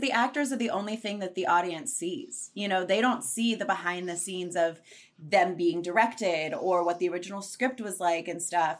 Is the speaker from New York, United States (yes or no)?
no; southwestern Pennsylvania, United States; now in Los Angeles, United States; I'm from southwestern Pennsylvania, and I was just back there for two weeks.